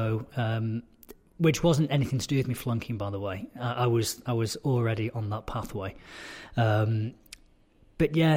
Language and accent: English; Altrincham, North West England, United Kingdom; I was born in Altrincham, mm-hmm. went to Altrincham Prep